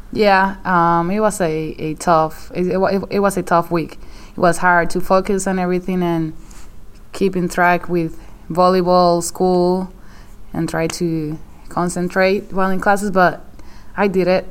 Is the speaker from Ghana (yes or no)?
no; Morovis, Puerto Rico; moved away; my hometown was one of them